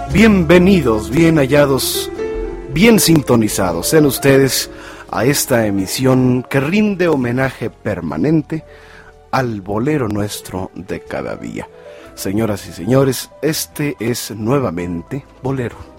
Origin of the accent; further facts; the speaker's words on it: Mexico; nuestra antropología, nuestra filosofía como mexicanos